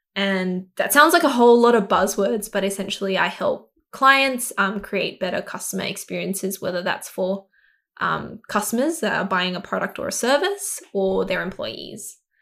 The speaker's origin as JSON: {"language": "English", "town": "Sydney", "region": "New South Wales", "country": "Australia", "tie": "born or raised there", "said": "I grew up in Southwest Sydney in Kabramatta. Um, I was born here and grew up here for twenty-six years of my life"}